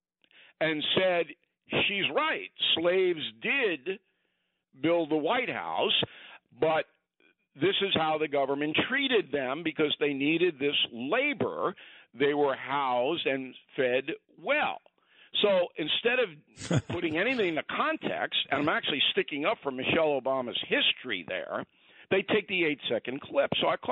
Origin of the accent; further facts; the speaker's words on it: Westbury, New York, United States; I was raised in Westbury, part of Levittown